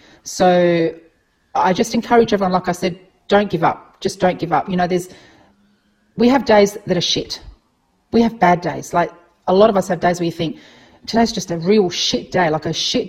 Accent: Adelaide, South Australia, Australia; as I said, we're from Adelaide.

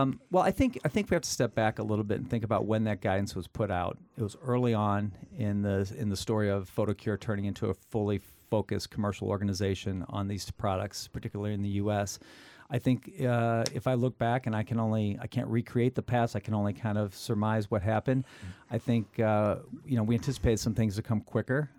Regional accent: Midwest, United States; having grown up in the Midwest, the center of the United States

